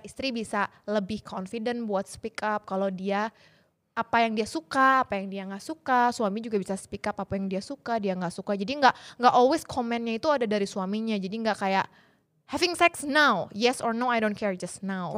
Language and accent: Indonesian; Indonesia; saya dari kecil di Indonesia